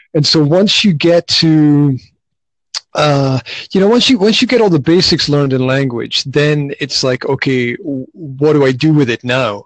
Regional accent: Scotland, United Kingdom; moved away as an adult; now in Slovakia; originally, I'm from Scotland, uh, but I've been living in Slovakia for the last 15 plus years

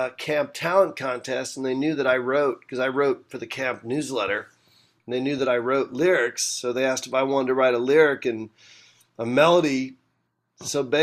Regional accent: United States; also born or lived in Brooklyn, New York; I was born in Brooklyn. I grew up about 35 minutes outside of New York City, 40 minutes outside of New York City.

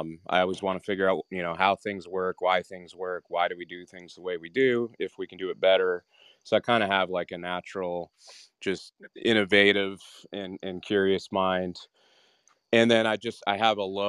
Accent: Western Canada, Canada; I grew up in Canada, Western Canada

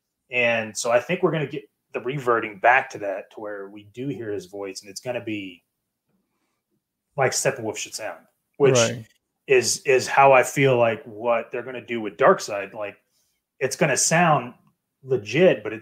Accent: United States; I'm American

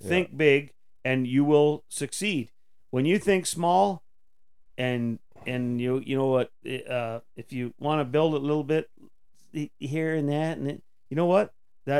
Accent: Tweed, Ontario, Canada; I'm from Tweed.

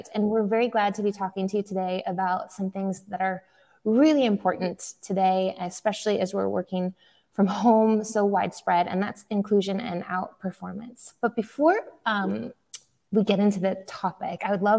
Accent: Billings, Montana, United States; now in Hermosillo, Mexico; my hometown of Billings, Montana

